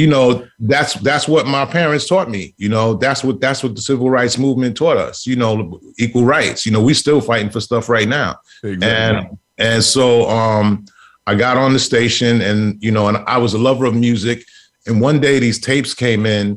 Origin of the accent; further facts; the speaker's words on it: New York City, New York, United States; also born or lived in Brooklyn, New York; we moved to Queens Village, and we were the third Black family on the block.